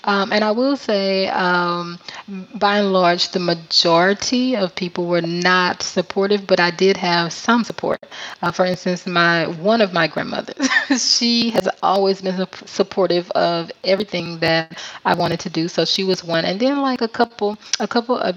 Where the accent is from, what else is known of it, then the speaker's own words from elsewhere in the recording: Mobile, Alabama, United States; moved away as an adult; now in Da Nang, Vietnam; I am from Mobile, Alabama in the USA